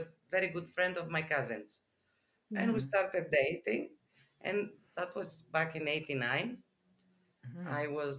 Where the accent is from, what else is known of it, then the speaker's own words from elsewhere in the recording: Athens, Attica, Greece; I was born and raised in Athens, Greece, center.